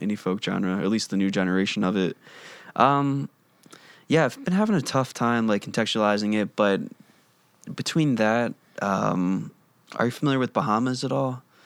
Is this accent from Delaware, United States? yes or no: yes; Wilmington, Delaware, United States; moved away as an adult; From Delaware